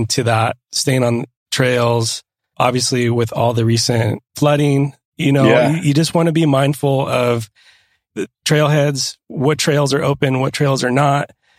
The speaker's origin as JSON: {"language": "English", "region": "Southern California", "country": "United States", "tie": "born or raised there", "said": "Growing up in Southern California"}